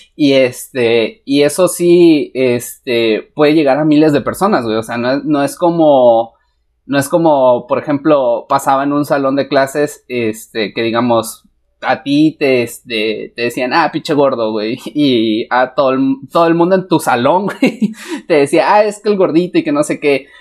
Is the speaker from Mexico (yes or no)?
yes; Mexico; como mexicanos